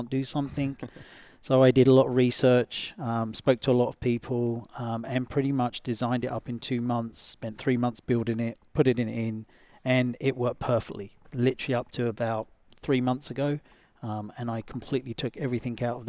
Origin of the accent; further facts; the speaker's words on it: England, United Kingdom; moved away; I come from England